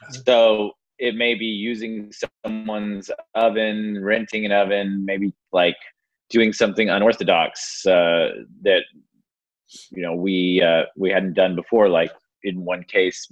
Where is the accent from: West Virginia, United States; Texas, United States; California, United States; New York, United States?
Texas, United States; Austin; I'm from Austin.